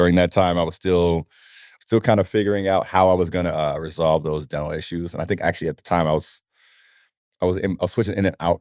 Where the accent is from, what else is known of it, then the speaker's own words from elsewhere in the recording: Nigeria; moved away; I'm Nigerian